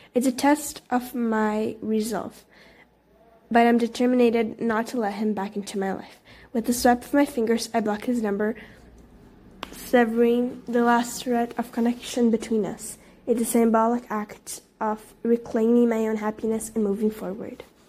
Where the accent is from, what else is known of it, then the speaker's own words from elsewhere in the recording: Brazil; English is a second language; I'm actually from Brazil